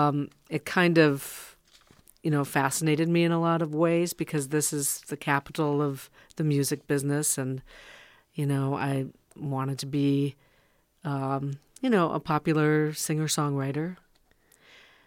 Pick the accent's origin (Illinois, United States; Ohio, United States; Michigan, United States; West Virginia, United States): Michigan, United States; Dodgeville; moved away; I'm a Youper from Dodgeville, Michigan